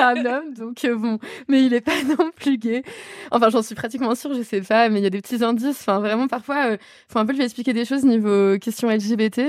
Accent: western Paris area, Île-de-France, France; je viens de l'Ouest parisien

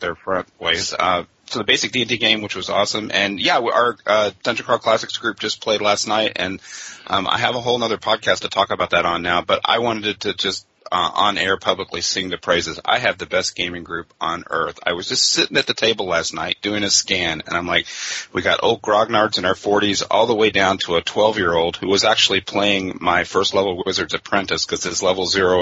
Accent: Frankfort, Kentucky, United States; I grew up in Frankfort, Kentucky.

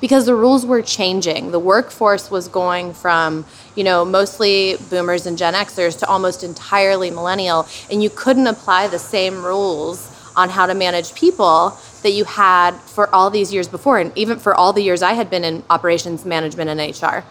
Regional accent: Hamilton, Ohio, United States; Hamilton where I grew up, a sub a, like a not even a suburb of Cincinnati, a very small town between Dayton and Cincinnati, Ohio

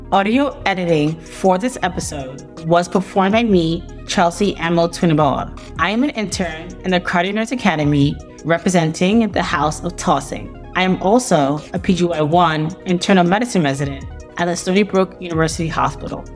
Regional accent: Venezuela; moved away as an adult; also born or lived in Chicago / Miami; now in Houston, United States; I was born and raised in Venezuela

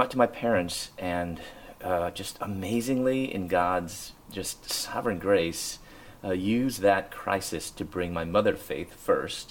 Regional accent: Chicago, Illinois, United States; moved away as an adult; also born or lived in Louisville, Kentucky / Atlanta, Georgia; And so I moved from Chicago to Louisville, Chicago, where I'm from.

